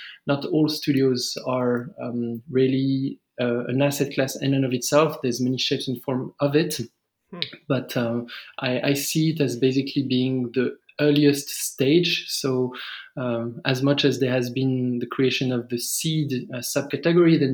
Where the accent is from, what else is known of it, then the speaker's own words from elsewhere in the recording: France; English is a second language; moved away as an adult; as you may hear from my accent, I'm originally from France, but I've been in various emerging countries for the past 10 or so years